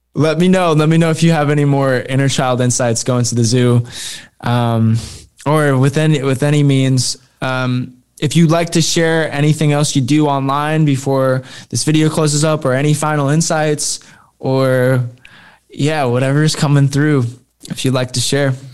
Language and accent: English; Fort Wayne, Indiana, United States; I'm from Fort Wayne, Indiana